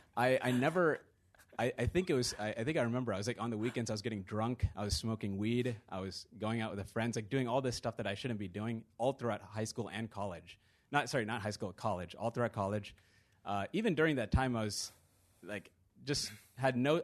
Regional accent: Virginia, United States; moved away as an adult; also born or lived in London; I grew up in Virginia

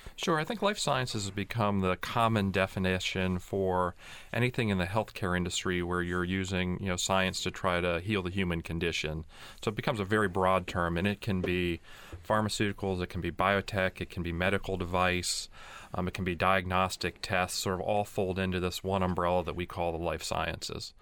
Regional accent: Pennsylvania, United States; I'm from Pennsylvania, I'm a hometown boy

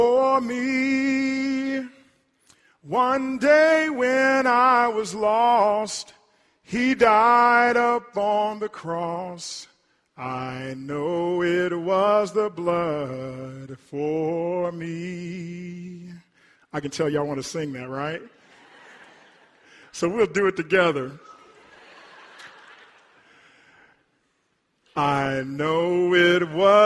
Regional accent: Hartshorne, Oklahoma, United States; When I was growing up in Hartshorne, and when we would go to church at Mount Nebo Baptist Church, my childhood, my home church

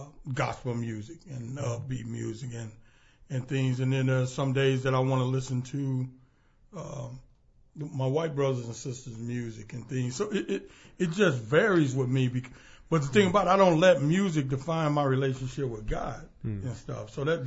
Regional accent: Jackson, Mississippi, United States; Well, I'm from Jackson, Mississippi.

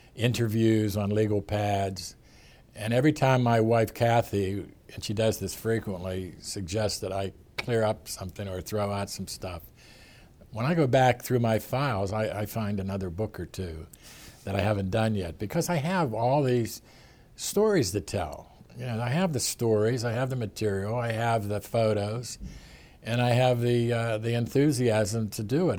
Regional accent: Western Pennsylvania, United States; moved away; I was from Western Pennsylvania

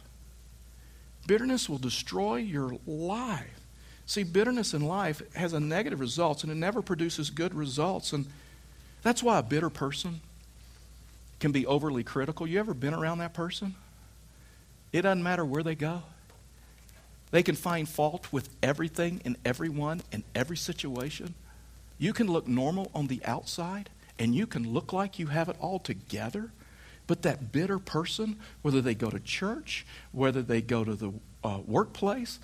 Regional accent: Texas, United States; I was raised in Texas

